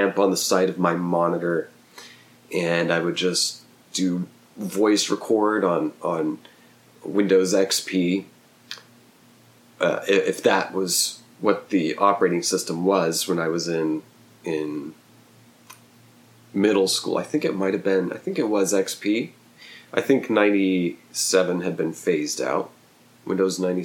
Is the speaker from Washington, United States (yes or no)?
no; Oklahoma, United States; also born or lived in New Jersey; a small town I grew up in Oklahoma